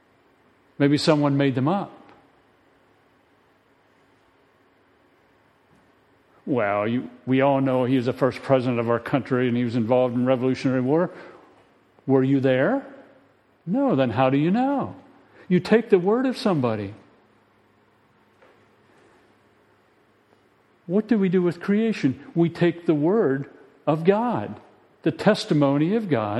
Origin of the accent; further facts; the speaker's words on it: United States; we, as American citizens